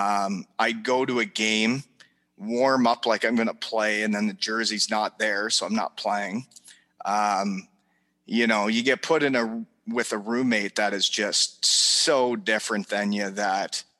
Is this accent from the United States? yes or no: no; Elmira, Ontario, Canada; moved away as an adult; also born or lived in Germany / Wales; When I grew up in Elmira